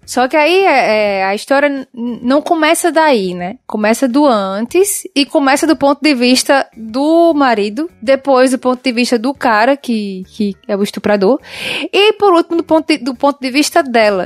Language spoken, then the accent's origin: Portuguese; Northeast Brazil, Brazil; accent: nordestino